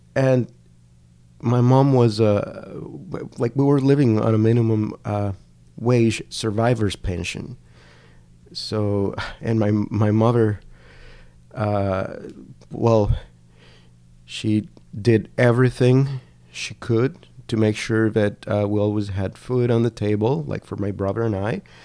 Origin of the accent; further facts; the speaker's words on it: Cali, Valle del Cauca, Colombia; English is a second language; moved away as an adult; also born or lived in Washington State / Canada; I'm from Cali